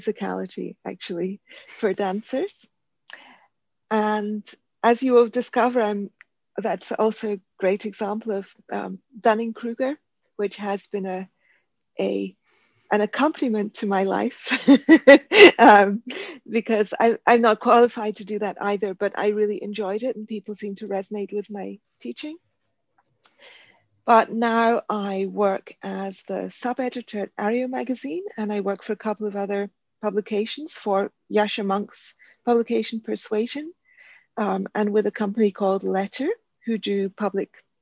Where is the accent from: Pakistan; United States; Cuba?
Pakistan; Karachi, Sindh; also born or lived in Cambridge, United Kingdom / Buenos Aires, Argentina / India; now in London, United Kingdom; So I grew up in Karachi, Pakistan. And my early life was spent in Karachi.